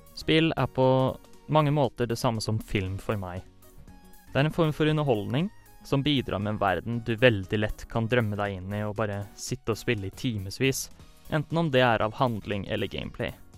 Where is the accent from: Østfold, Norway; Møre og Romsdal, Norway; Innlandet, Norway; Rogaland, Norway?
Østfold, Norway; Fredrikstad; moved away as an adult; now in Trondheim, Norway; jeg kommer fra Fredrikstad.